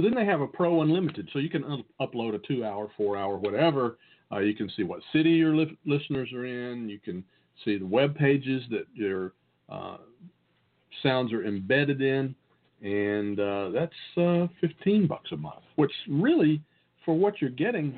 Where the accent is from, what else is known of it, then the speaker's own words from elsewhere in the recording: the South, United States; accent: Southern; my great Southern accent